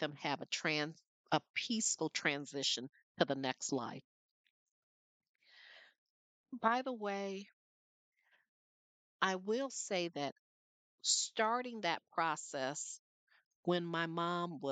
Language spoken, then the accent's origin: English; Flint, Michigan, United States; When I was growing up in Flint, Michigan